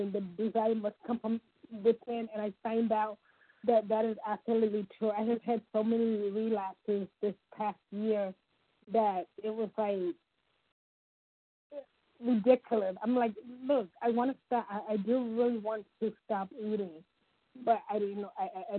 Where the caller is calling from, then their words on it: Ohio, United States; from Ohio.